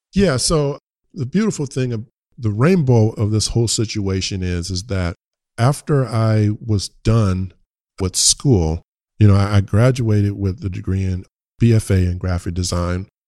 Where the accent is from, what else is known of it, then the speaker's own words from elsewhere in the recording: Richmond, United States; I'm from the hood in Richmond